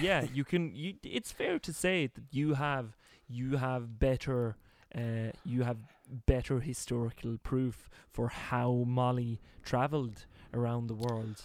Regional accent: Norway; me as a poor Norwegian

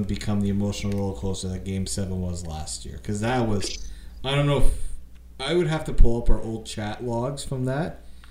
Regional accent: Canada; I'm a Canadian. I'm Italian, but I'm not that Italian, you know.

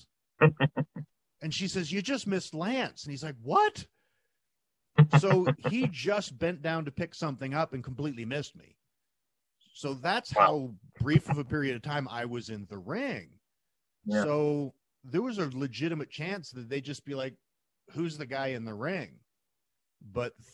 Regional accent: Calgary, Alberta, Canada; in my hometown

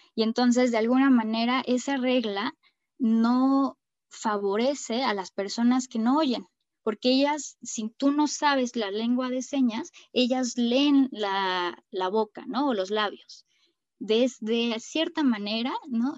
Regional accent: Mexico City, Mexico; soy mexicana, y eh, nacida en la Ciudad de México

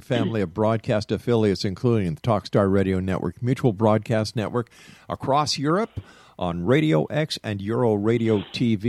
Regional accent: Canada; I'm not an American. I'm a Canadian

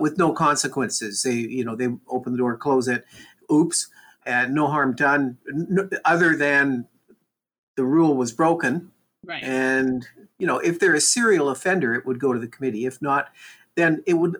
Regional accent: Canada; We're Canadian.

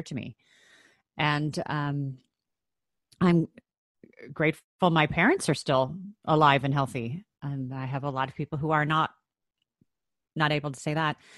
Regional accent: Chicago, Illinois, United States; I grew up in Chicago, Illinois, in the States

